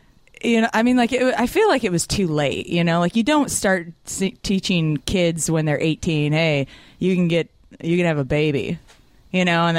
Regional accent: Toddville, Iowa, United States; I'm from Toddville. It's about 15 minutes north of Cedar Rapids.

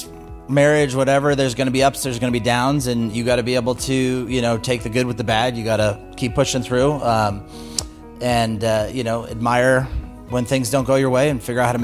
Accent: California, United States; born there; I was born on Camp Pendleton. Both my parents were Marines.

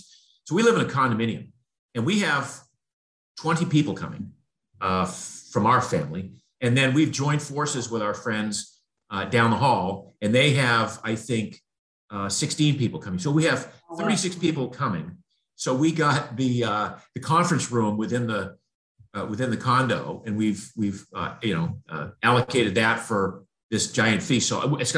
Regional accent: Maine, United States; in New England, where I grew up in Maine

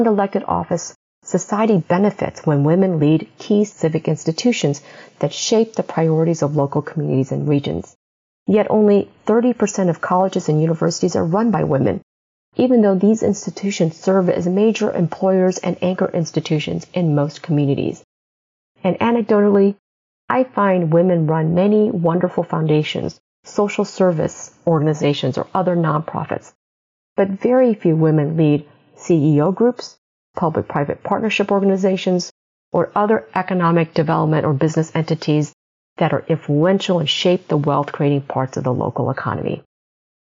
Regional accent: Midwest, United States; as an immigrant growing up in the Midwest

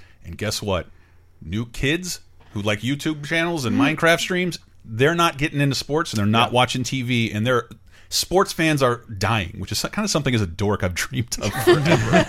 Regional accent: Florida, United States; it's shot in my hometown area of Florida.

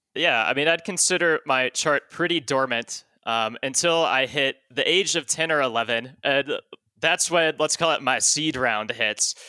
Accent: Dallas, Texas, United States; moved away as an adult; I was born and raised in Texas

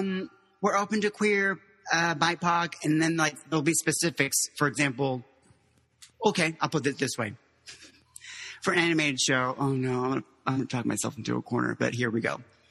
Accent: Miami, Florida, United States; also born or lived in Mexico; then, yeah, we ended up in South Florida, in Miami. And that's where I went to high school. I just say I'm from Miami when people were like, they just want the short answer.

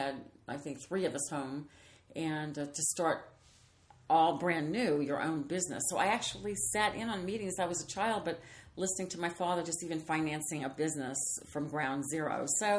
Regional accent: New Orleans, Louisiana, United States; I always kid because I'm from New Orleans. So I'd say it was something in my mother's gumbo.

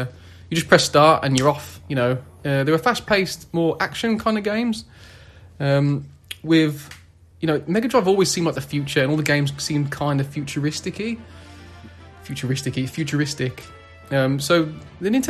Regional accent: England, United Kingdom; I'm English

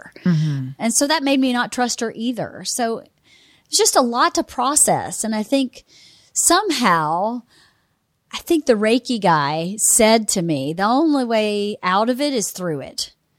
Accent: Georgia, United States; I mean, I'm from Georgia.

